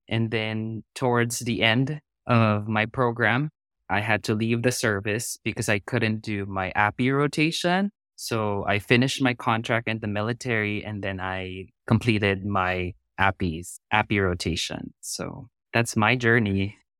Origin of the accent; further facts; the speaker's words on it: Philippines; moved away as an adult; also born or lived in South Korea / North Carolina / Texas / Georgia; now in San Diego, United States; I was born and raised in the Philippines, but I immigrated to the United States in two thousand and ten.